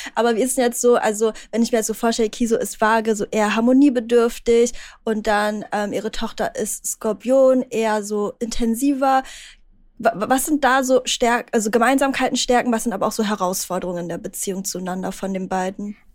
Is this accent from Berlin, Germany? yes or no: yes; Berlin, Germany; ich bin aus Berlin